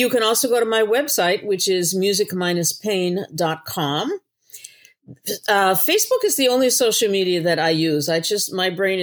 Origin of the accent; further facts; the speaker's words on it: Newbury, Massachusetts, United States; moved away; In my hometown, which is Newbury, I was gone for over 35 years and I came back